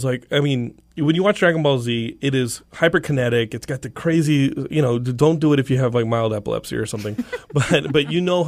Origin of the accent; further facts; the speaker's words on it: Texas, United States; I'm from Texas. I know this.